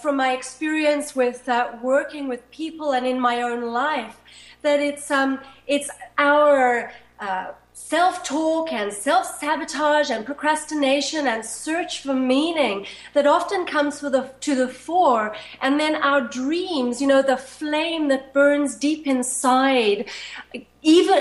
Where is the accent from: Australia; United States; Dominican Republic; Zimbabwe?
Zimbabwe; when I was 5 or 6 growing up in Zimbabwe. It was then Rhodesia.